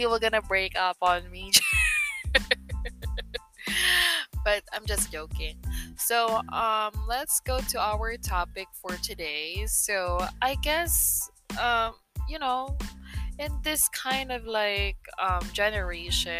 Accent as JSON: {"language": "English", "country": "Philippines", "tie": "born or raised there", "second_language": "English", "said": "I am a Filipina, or I can say a Filipino that lives in the Philippines for almost 26 years. Yeah, I never, you know, left the country"}